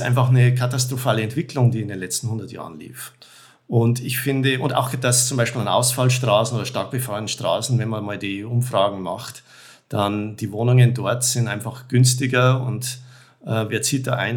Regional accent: Germany; ich komme da als Deutscher

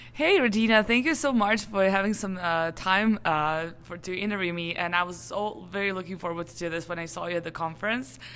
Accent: Serbia; I come from Serbia

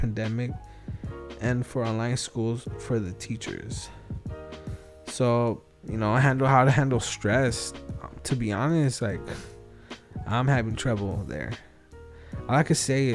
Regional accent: Wilmington, California, United States; I'm from Wilmington

